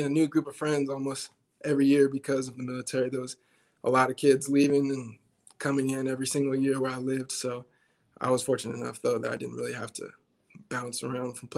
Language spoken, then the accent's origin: English; Twentynine Palms, California, United States; moved away as an adult; also born or lived in Albuquerque, New Mexico; now in Nebraska, United States; I was originally born in Albuquerque, New Mexico, and I have a lot of family in New Mexico. So we moved from New Mexico to California when I was, six or seven. And from then on, we just stayed in California